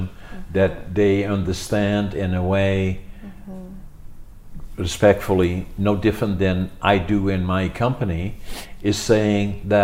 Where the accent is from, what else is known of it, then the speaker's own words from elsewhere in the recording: Netherlands; now in Canada; growing up in Holland when I was a kid